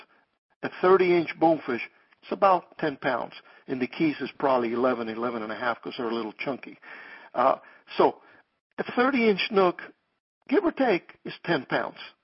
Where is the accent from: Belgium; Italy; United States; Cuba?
Cuba; moved away; I came from Cuba in 1959 with the advent of communism and all of that. But I used to fish them there when I was young